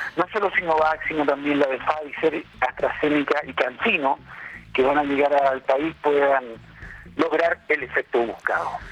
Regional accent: Chile; En nuestra población, somos los, chilenos

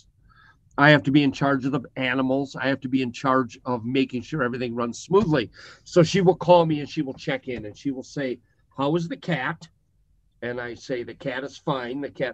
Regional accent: Greeley, Colorado, United States; I am from Greeley, Colorado. People from Greeley call it Stink Town, Poop Town

